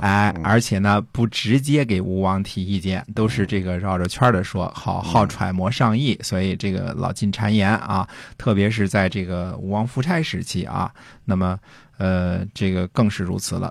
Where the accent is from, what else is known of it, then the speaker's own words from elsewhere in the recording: China; 我们中国人